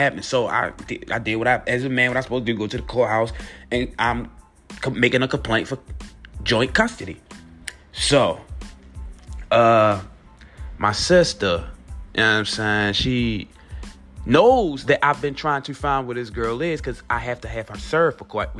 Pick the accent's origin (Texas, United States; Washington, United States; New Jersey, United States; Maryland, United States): Maryland, United States; Baltimore; we're from Baltimore